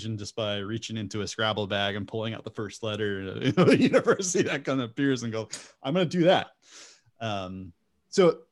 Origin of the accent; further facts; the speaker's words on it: United States; as an American, I also have the juxtaposition of American-based education systems